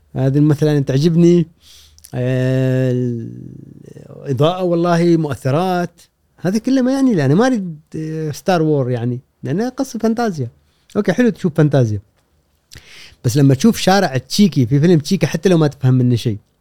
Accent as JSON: {"language": "Arabic", "country": "Oman", "also_born_or_lived": "Jordan / Iraq", "moved": "as an adult", "said": "تركت الدراسه وطلعت من عمان وهاجرت"}